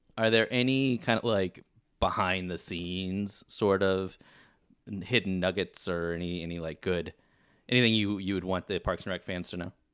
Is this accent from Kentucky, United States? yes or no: yes; Kentucky, United States; now in Los Angeles, United States; I am originally from Kentucky, but spending most of my time in L A these days